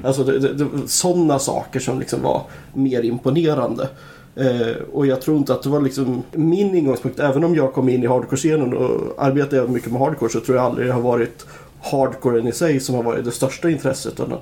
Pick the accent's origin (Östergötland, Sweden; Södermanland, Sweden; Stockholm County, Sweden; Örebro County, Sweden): Södermanland, Sweden; Nyköping; jag är från Nyköping